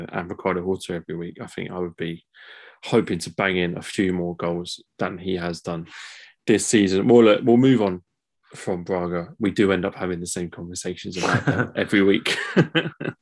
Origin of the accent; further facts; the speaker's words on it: England, United Kingdom; as an English guy doing a Portuguese football podcast